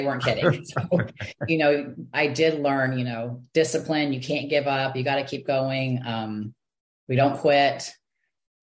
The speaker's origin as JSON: {"language": "English", "region": "Texas", "country": "United States", "tie": "born or raised there", "also_born_or_lived": "Michigan", "said": "I was born in Michigan, but when I was 6 years old, we moved to Texas. So I feel like I've been in Texas forever"}